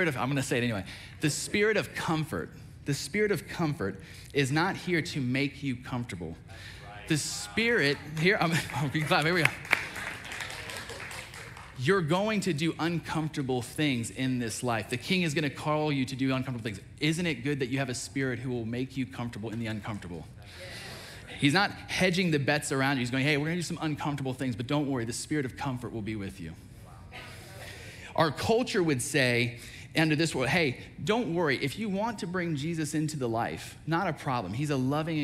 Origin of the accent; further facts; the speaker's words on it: United States; I'm an American citizen